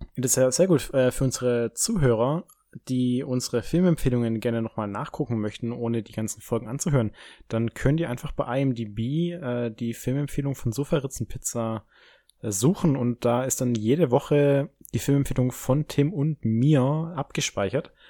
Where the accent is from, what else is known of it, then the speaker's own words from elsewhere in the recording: Baden-Württemberg, Germany; da, wo ich herkomme, so Baden-Württemberg